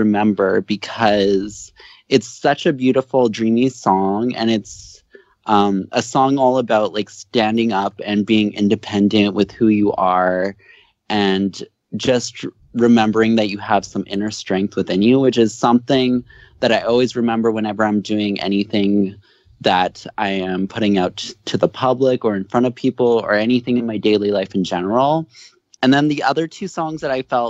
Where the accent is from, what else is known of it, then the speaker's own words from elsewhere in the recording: Canada; I'm from Canada